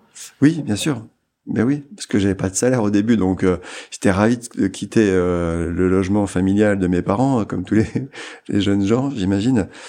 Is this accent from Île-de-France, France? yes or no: no; Amiens, Hauts-de-France, France; Amiens, c'était ma ville.